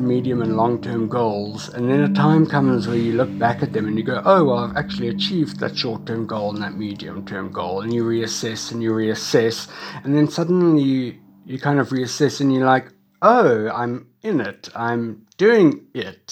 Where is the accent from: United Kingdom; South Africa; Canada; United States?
South Africa; Cape Town, Western Cape; I was born and schooled in Cape Town